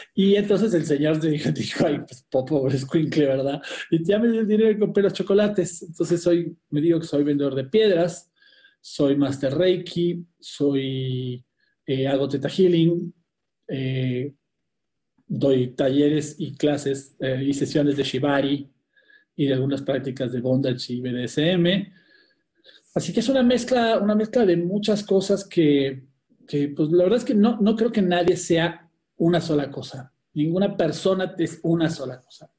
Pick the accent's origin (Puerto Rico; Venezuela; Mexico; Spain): Mexico; also born or lived in Argentina / Dominican Republic / Bogotá, Colombia / New Jersey, United States; en realidad nací en Argentina y me vine muy chiquito a México, después empecé a viajar por todo el mundo y ahora llevo de regreso en México ya algunos años. Así que me considero mexicano